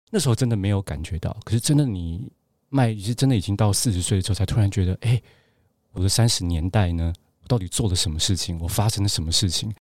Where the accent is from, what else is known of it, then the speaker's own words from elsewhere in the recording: Gangshan, Kaohsiung, Taiwan; moved away as an adult; also born or lived in Taipei / Beijing; 我是冈山人，然后有时候又去台南，我外婆家在台南